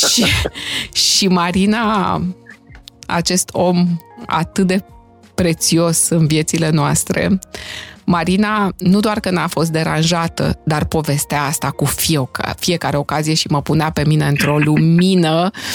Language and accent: Romanian; Romania; also born or lived in Timișoara; now in Bucharest, Romania; partea noastră din România